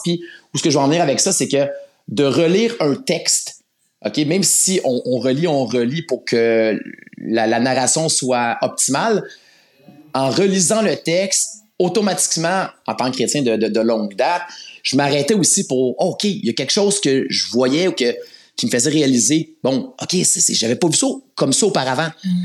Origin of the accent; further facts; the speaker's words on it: Laval, Quebec, Canada; je suis un gars de la rive nord. Euh, j'ai grandi dans le secteur de Laval